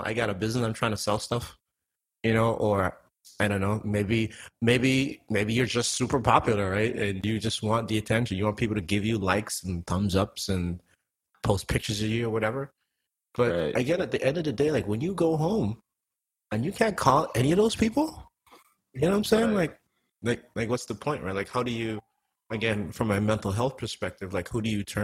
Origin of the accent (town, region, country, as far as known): Antigua & Barbuda; now in United States